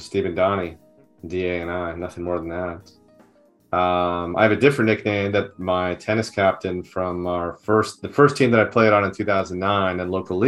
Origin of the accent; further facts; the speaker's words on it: Merrick, New York, United States; now in California, United States; I grew up in New York, in the suburbs of New York City on Long Island, in a town called Merrick, which is on the South Shore.